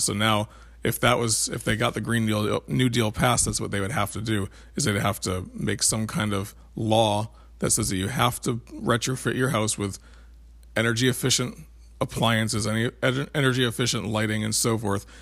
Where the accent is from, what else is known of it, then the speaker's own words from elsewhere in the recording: United States; we're American